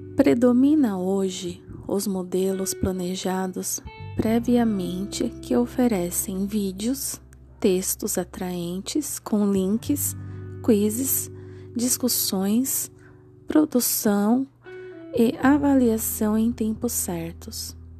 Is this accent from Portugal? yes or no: no; Santo André, São Paulo, Brazil; sou da cidade de Santo André